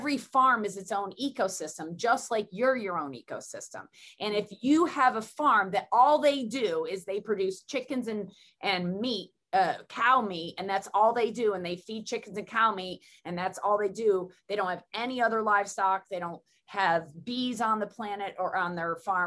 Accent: Southern Tier of New York, United States; I come from Southern Tier of New York

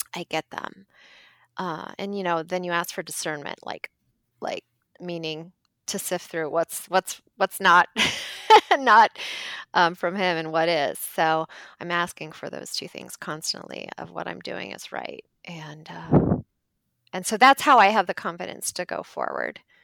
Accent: Ohio, United States; now in Minneapolis, United States; so we're from Ohio and we live now in Minneapolis

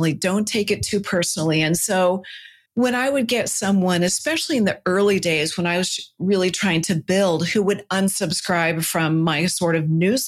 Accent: Silicon Valley, California, United States; I'm a Silicon kid. I grew up in Silicon Valley

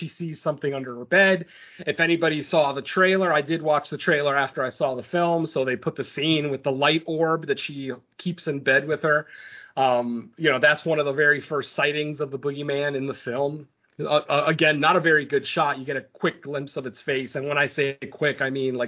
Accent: Waterbury, Connecticut, United States; Waterbury, Connecticut, which is my fucking hometown. It's where I was born

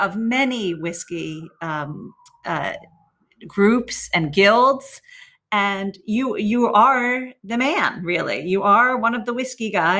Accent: United States; I'm an American

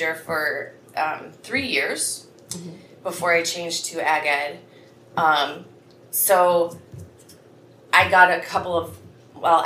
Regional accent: Highway 1 between Kalona and Iowa City, United States; now in West Branch, United States; my parents live still in the house I grew up in on Highway 1. It's about halfway between Kelowna and Iowa City

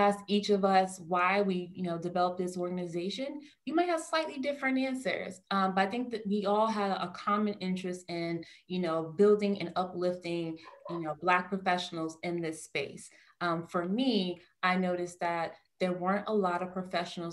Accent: Newark, New Jersey, United States; I grew up in New Jersey, I'm from the Garden State, but I grew up in, you know, a very metropolitan area of town, from Newark, New Jersey

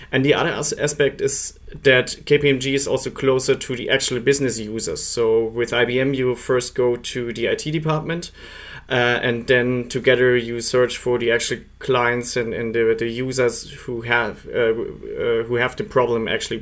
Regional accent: Munich, Bavaria, Germany; moved away as an adult; now in Switzerland; I'm originally from Munich, but I'm based in Switzerland

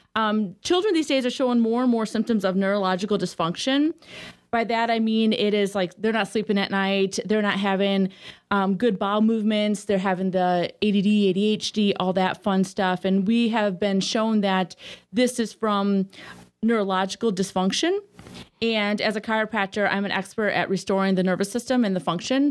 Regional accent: Sterling, Illinois, United States; moved away; I grew up in a small town, um, called Sterling, Illinois.

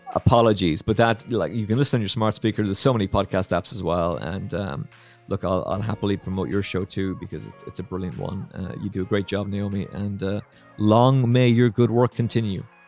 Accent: Ireland; as an Irishman

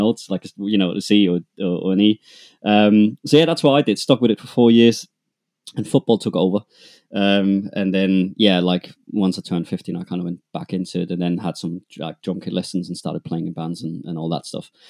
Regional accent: two hours north of Munich, Schindelsee, Bavaria, Germany; accent: German; English is a second language; I am, as you might hear from my accent, uh, I'm German. I grew up, uh, two hours north of Munich, uh, in a tiny place called Schindelsee.

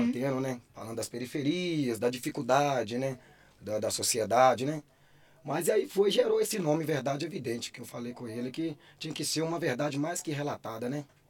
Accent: Caeté, Minas Gerais, Brazil; eu sou de Caeté

